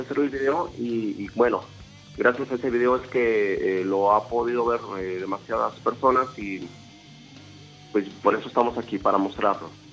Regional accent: Mexico; Nosotros somos eh, de México

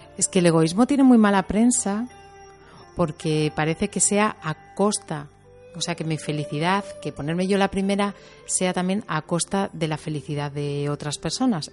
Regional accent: Teruel, Aragon, Spain; soy de Teruel, entonces se me nota.

